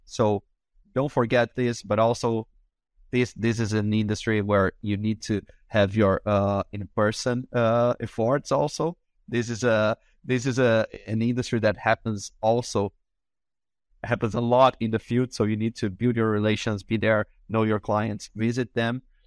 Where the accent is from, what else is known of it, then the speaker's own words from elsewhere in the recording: Brazil; first language Portuguese; English is a second language; I am from Brazil, so I also, my, you know, my language is Portuguese